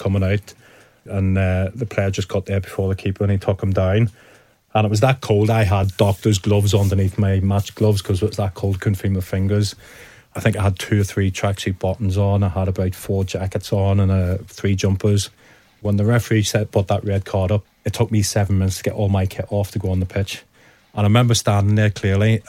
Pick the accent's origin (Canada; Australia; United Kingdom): United Kingdom; Northern Ireland; growing up in Northern Ireland